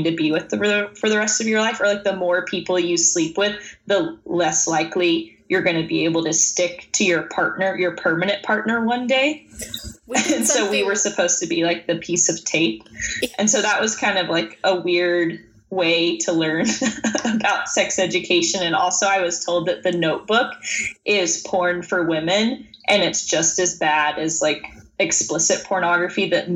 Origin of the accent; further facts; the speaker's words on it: Tennessee, United States; I grew up in Tennessee, which I'm sure you know is a more conservative